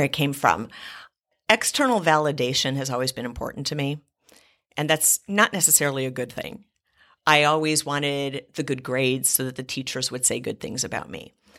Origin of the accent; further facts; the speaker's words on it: Cleveland, Ohio, United States; I grew up in Cleveland, Ohio